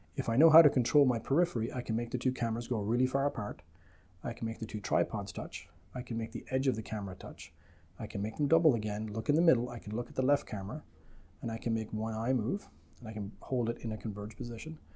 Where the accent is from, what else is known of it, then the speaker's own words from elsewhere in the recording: Ireland; moved away as an adult; also born or lived in United Kingdom / London; now in Canada; I'm originally from the Republic of Ireland